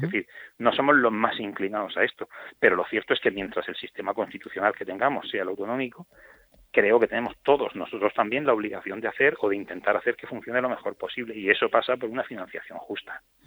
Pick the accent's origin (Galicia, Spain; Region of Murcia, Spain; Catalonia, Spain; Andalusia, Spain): Region of Murcia, Spain; todos los murcianos tomemos conciencia